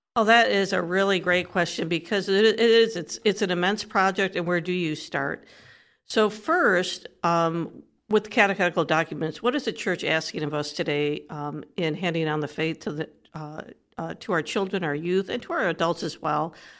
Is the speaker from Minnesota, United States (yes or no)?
no; Detroit, Michigan, United States; moved away as an adult; also born or lived in Texas; now in Columbus, United States; I'm originally from the Midwest, so, you know, I'm a native Detroiter